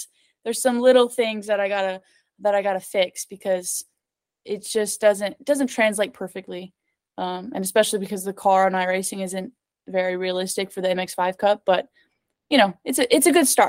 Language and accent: English; Los Angeles, California, United States; born there; And I was born in California. I was born in Los Angeles.